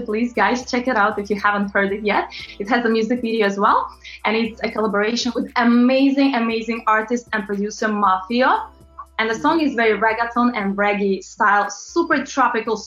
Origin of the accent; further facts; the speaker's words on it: Latvia; English is a second language; also born or lived in London, United Kingdom; now in New York, United States; I'm originally from Eastern Europe, very, very small country called Latvia.